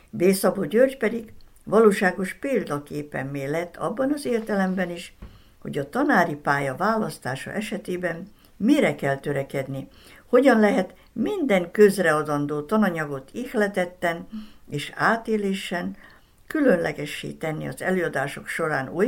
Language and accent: Hungarian; Sombor, Vojvodina, Serbia; szülővárosom Zombor, néhány kulturális rendezvény, valamint a színjátszás feltétel nélküli szeretetének az összefüggésében.